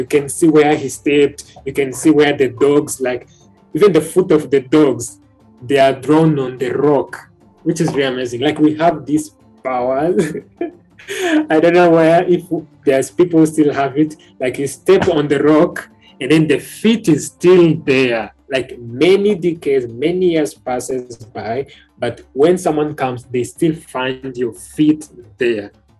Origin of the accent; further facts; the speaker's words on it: Rwanda; where are you from? I'm from Rwanda.